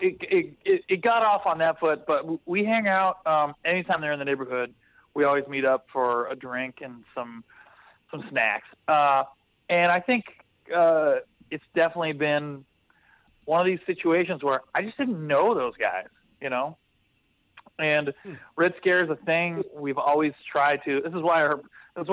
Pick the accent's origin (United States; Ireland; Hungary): United States; West Coast; I'm from the West Coast